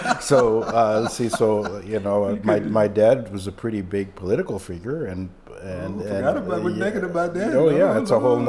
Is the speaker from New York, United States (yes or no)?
yes; Brooklyn, New York, United States; born there; Yeah, I was born in Brooklyn in 1956.